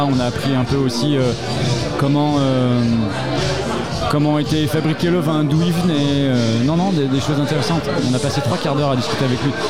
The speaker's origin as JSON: {"language": "French", "region": "Grand Est", "country": "France", "said": "savoir que je viens d'Alsace"}